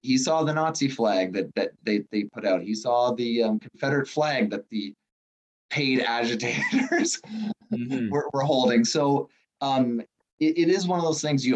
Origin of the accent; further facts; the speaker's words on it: Ottawa, Ontario, Canada; now in Toronto, Canada; I'm from Ottawa